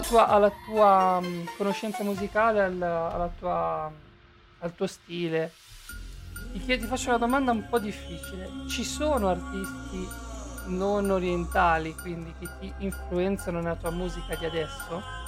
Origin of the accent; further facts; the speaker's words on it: Tuscany, Italy; c'era RTV, RTV, 38 dalle mie parti, era una rete toscana